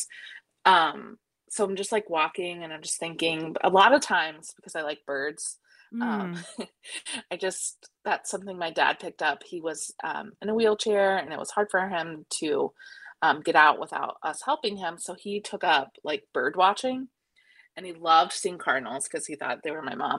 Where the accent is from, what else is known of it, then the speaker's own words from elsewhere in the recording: central Ohio, United States; I grew up in like central Ohio in a small farm town where they had drive your tractor to school day.